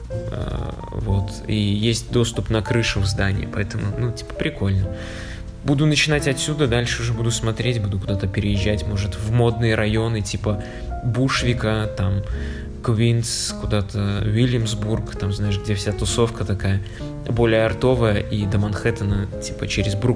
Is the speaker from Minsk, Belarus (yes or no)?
no; Vitebsk, Vitebsk Region, Belarus; и чувак такой, о, ты …, а я типа из Витебска.